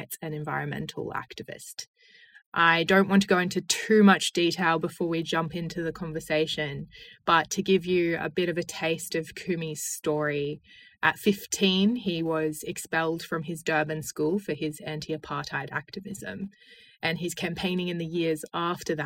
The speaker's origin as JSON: {"language": "English", "country": "Australia", "moved": "as an adult", "lives_now": "Oxford, United Kingdom", "said": "I'm an Australian Rhodes Scholar currently studying in Oxford"}